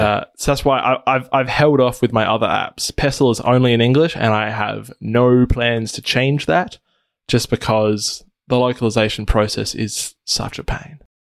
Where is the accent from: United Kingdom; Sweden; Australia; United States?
Australia; Adelaide, South Australia; So I'm from Adelaide, Australia, which is a It's a capital city in the, uh, state of South Australia